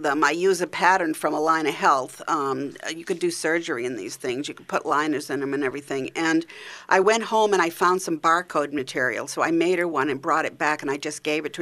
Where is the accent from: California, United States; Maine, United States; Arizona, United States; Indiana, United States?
Maine, United States; accent: Maine; moved away; I'm from Maine originally